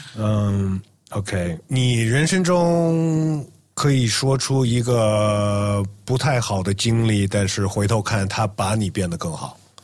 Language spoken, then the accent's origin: Chinese; United States; moved away as an adult; 包括我是在美国长大的，我是留学到这边，然后就留下来了